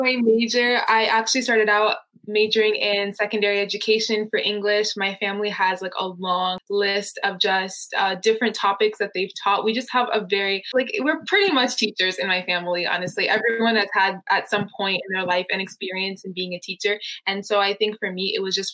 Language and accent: English; Nairobi, Kenya; now in Arizona, United States; growing up in Nairobi, Kenya